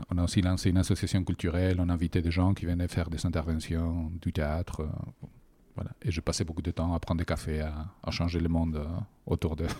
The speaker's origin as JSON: {"language": "French", "town": "Bilbao", "region": "Basque Country", "country": "Spain", "second_language": "French", "said": "De Bilbao."}